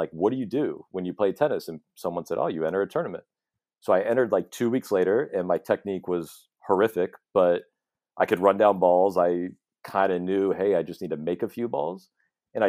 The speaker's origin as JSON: {"language": "English", "town": "Chapel Hill", "region": "North Carolina", "country": "United States", "tie": "born or raised there", "also_born_or_lived": "Southern California", "said": "Chapel Hill was on the list. And so we just moved there when I was 8 or so"}